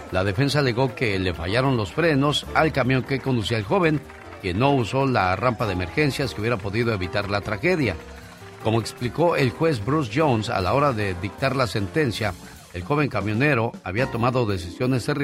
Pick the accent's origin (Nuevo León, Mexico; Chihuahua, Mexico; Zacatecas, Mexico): Zacatecas, Mexico; Noria de Molinos; moved away; porque un día salí de Zacatecas, de la Noria del Molino. Pero Zacatecas de la Noria del Molino nunca salió de mí.